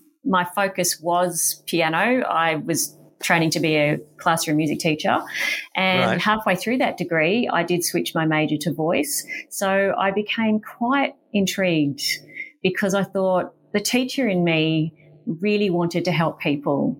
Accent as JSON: {"language": "English", "town": "Wodonga", "region": "Victoria", "country": "Australia", "tie": "born or raised there", "also_born_or_lived": "Albury, New South Wales / Melbourne, Victoria", "said": "I was born in Albury and lived in Wodonga"}